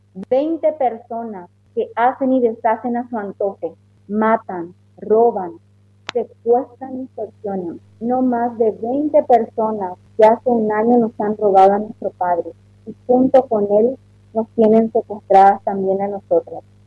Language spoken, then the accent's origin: Spanish; Paraguay; ¿Qué seguridad tenemos como paraguayos de salir a las calles libremente?